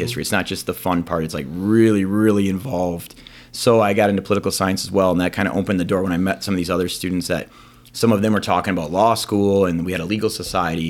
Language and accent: English; Green Bay, Wisconsin, United States; also born or lived in Eau Claire, Wisconsin / Sheboygan, Wisconsin / Stevens Point, Wisconsin / Minnesota; I grew up in Green Bay. I lived in Sheboygan before that, so I was kinda Eastern Wisconsin guy, even though I was born in Western Wisconsin